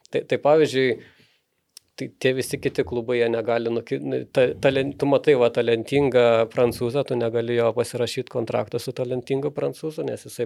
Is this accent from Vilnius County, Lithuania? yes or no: no; Kaunas, Kaunas County, Lithuania; Aš, aš kaip kaunietis, tai čia, žinot, man, man tai Kauno Žalgeris.